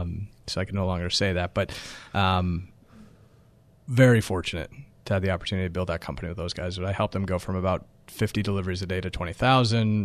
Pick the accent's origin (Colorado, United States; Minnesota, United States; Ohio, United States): Colorado, United States; about an hour north of Denver; now in New York, United States; my hometown, which, again, is about an hour north of, of, of Denver and Colorado